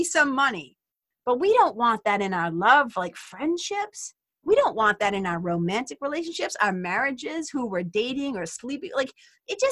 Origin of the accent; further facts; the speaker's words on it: Lawrence, Massachusetts, United States; where I grew up in Lawrence, Mass.